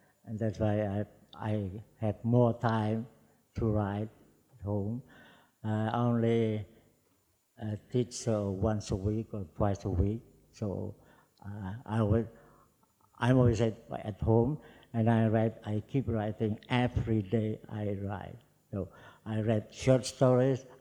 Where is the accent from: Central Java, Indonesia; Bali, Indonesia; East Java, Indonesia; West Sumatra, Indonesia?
Central Java, Indonesia; Surakarta; first language Javanese; English is a second language; moved away as an adult; also born or lived in Yogyakarta; Solo, my hometown